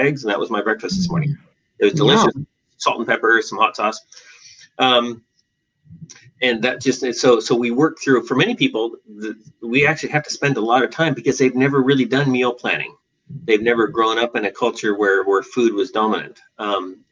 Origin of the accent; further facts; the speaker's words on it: Western Australia, Australia; moved away as an adult; also born or lived in Seattle; now in Portland, United States; I was born in Seattle and raised in Western Australia, where I did all my education, and came back to Portland, came to Portland for my internal medicine training